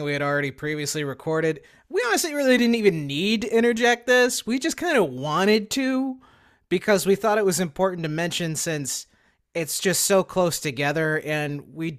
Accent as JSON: {"language": "English", "region": "Northeast Florida", "country": "United States", "tie": "born or raised there", "said": "I was born and raised in Northeast Florida"}